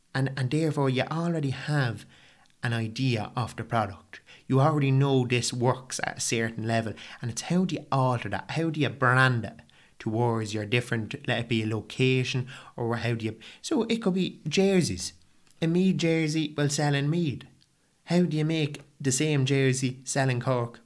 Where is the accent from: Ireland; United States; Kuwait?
Ireland; County Meath, Leinster; I'm an Irish fella